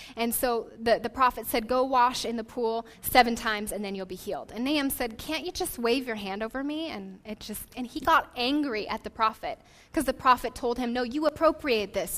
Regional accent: Portland, Oregon, United States; moved away as an adult; also born or lived in Las Vegas, Nevada; now in San Diego, United States; we were uh, born and raised in Portland, Oregon

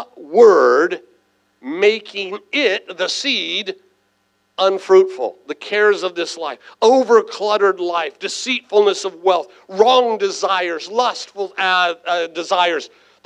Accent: San Diego, California, United States; I was raised right here in San Diego

